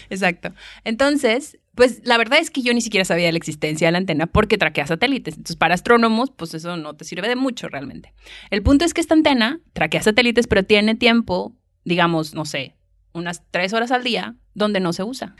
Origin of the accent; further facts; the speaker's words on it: Monterrey, Nuevo León, Mexico; accent: Mexican; moved away as an adult; also born or lived in San Luis Potosí, Mexico; now in Leiden, Netherlands; Yo soy de Monterrey y me fui a San Luis Potosí, que está más o menos en el centro, a estudiar la carrera de física